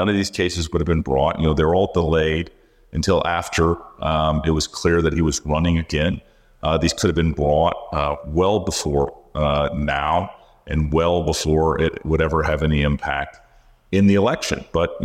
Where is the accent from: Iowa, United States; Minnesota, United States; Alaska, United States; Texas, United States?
Iowa, United States; my home state of Iowa